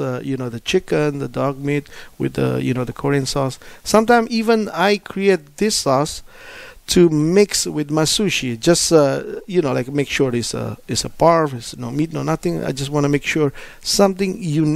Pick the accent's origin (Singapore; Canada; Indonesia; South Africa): Indonesia; moved away; I'm from Indonesia